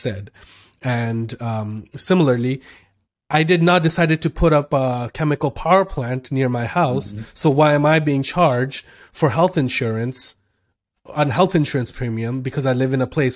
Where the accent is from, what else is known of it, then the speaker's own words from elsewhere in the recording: Canada; I'm from Canada